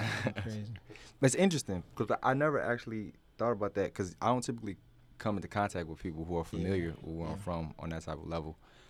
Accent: Newport News, Virginia, United States; moved away as an adult; now in Chicago, United States; I'm originally from Newport News, Virginia. I moved here in 2015 for grad school at Columbia. Studied business and entrepreneurship.

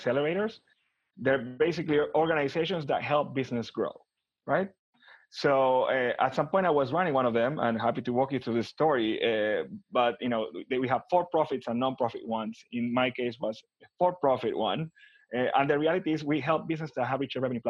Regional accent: Buenos Aires, Argentina; moved away as an adult; also born or lived in Miami, Florida; now in United States; I'm originally from Buenos Aires, Argentina. I was born and raised there.

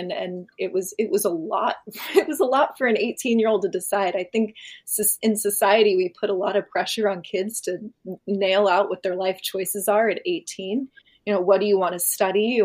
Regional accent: San Clemente, California, United States; growing up in San Clemente, which is a very small kind of sheltered town.

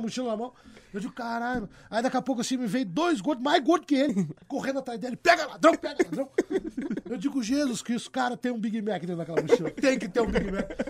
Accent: Porto Alegre, Rio Grande do Sul, Brazil; Eu me criei no Partenon, nasci e me criei ali

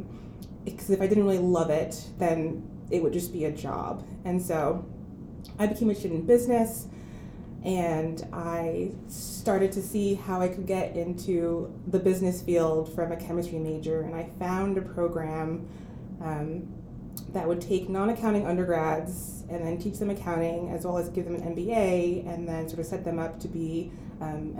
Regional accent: Amherst, Massachusetts, United States; also born or lived in Ivory Coast / Boston, Massachusetts; I was born in the Ivory Coast in West Africa, but I grew up in Amherst, Massachusetts

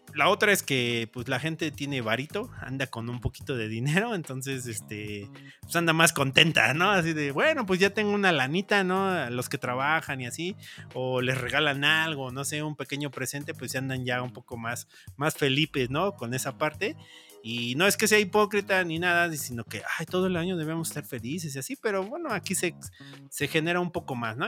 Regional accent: Mexico; como mexicanos

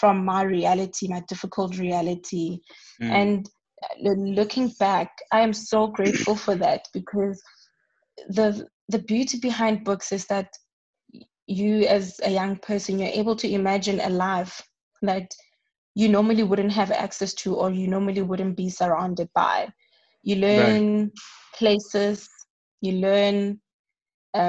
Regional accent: Hammanskraal, Gauteng, South Africa; moved away as an adult; I grew up in Hammanskraal, a township that's just north of Pretoria.

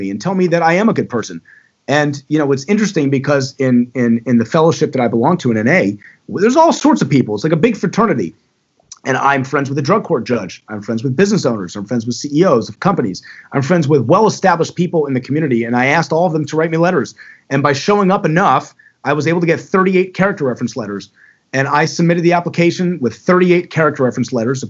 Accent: Owings Mills, Maryland, United States; moved away as an adult; also born or lived in Florida; now in Baltimore, United States; I grew up in Owings Mills.

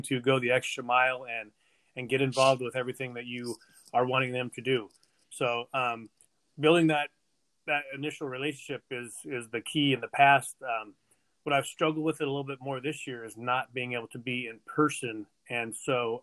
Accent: Visalia, California, United States; now in Tulare, United States; I born and raised in Visalia, moved to Tulare when I got married.

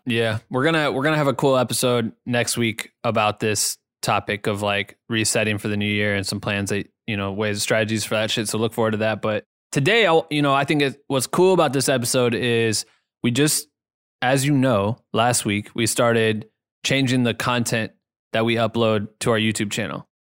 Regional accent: an hour from Iowa City, United States; Iowa City, which is, like, an hour from my hometown

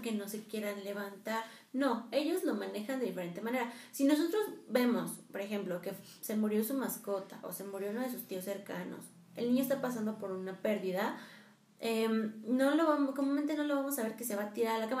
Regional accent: Mexico; nosotros como mexicanos, eh, la festejamos mucho, Día de Muertos

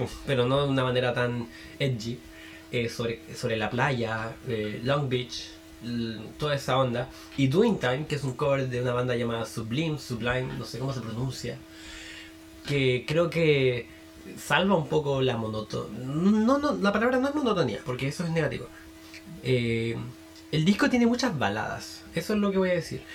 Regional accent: Chile; soy de Chile

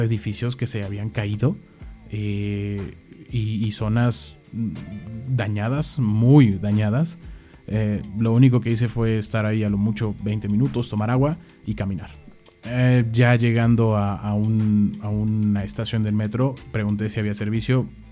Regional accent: Mexico City, Mexico; yo soy originario de la Ciudad de México

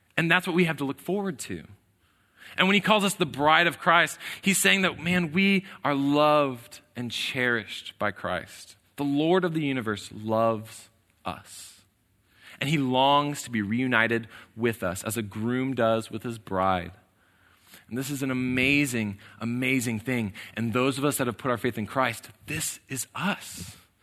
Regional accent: College Station, Texas, United States; I was born here in College Station

